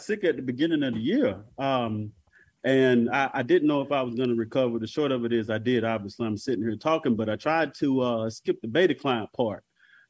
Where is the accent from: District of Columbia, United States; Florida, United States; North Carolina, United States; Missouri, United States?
North Carolina, United States; I'm from North Carolina.